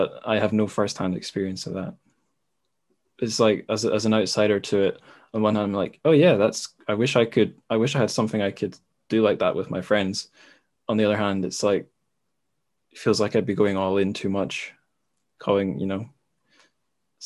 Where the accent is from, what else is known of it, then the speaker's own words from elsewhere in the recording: Scotland, United Kingdom; also born or lived in China; I'm Scottish